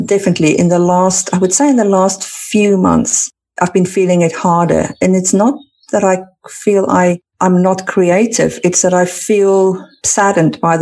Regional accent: South Africa; now in United Kingdom; I come from South Africa where the winter is typically short.

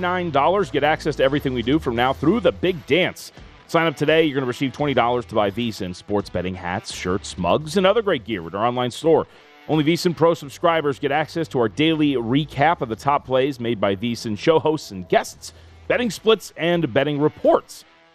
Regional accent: Las Vegas, Nevada, United States; growing up in Las Vegas

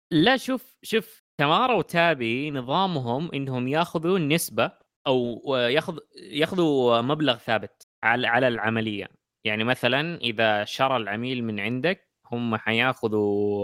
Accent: Saudi Arabia; عندنا في السعوديه

